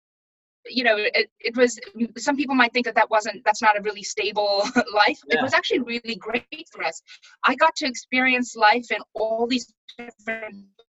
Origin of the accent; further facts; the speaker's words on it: Pretoria, Gauteng, South Africa; born there; also born or lived in Durban / Bloemfontein / Johannesburg; So like in South Africa, you know, I was born in Pretoria, and then we moved to Durban, which is on the coast of South Africa